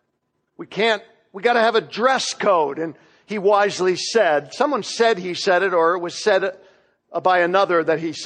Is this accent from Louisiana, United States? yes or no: no; Florida, United States; now in Knoxville, United States; what I grew up with in Florida